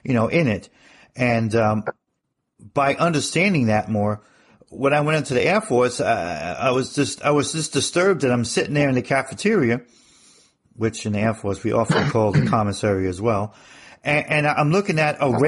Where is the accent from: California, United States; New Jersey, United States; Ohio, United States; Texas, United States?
New Jersey, United States; moved away as an adult; also born or lived in Arizona / Europe; growing up in New Jersey